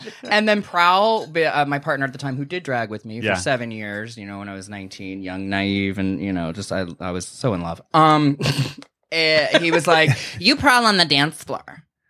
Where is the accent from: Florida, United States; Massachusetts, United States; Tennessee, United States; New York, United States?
Florida, United States; Sebring; also born or lived in Berkeley, California / Emeryville, California; now in San Diego, United States; It's called Highlands County. It's a place called Sebring, Florida.